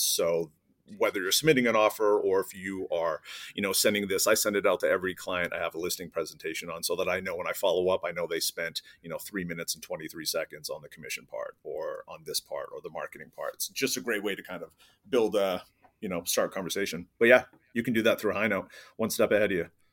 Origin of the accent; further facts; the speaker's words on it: East Coast, United States; moved away; I'm originally from the East Coast, moved to the West Coast